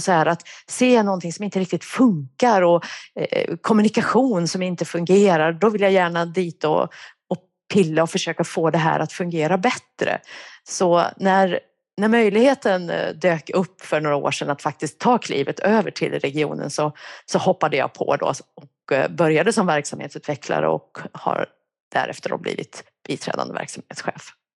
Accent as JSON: {"language": "Swedish", "region": "Värmland", "country": "Sweden", "accent": "Värmland dialect", "moved": "yes", "lives_now": "Uppsala, Sweden", "said": "jag kommer från Värmland. Det kanske hörs. Jag har bott i Uppsala i ja, över 30 år, men den där dialekten den försvinner tydligen inte"}